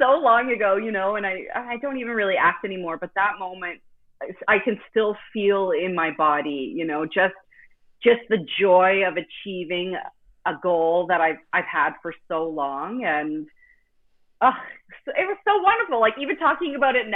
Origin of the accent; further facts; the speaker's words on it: Halifax, Nova Scotia, Canada; in my hometown in Nova Scotia in Canada, in the city called Halifax